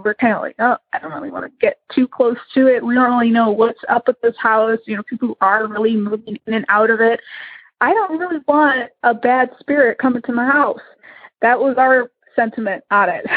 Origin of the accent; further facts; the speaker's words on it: Illinois, United States; I am from Illinois